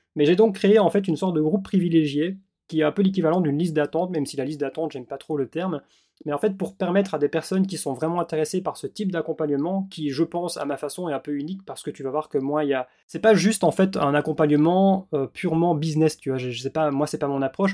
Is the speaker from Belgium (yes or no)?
yes; Belgium; moved away; also born or lived in Australia; je suis belge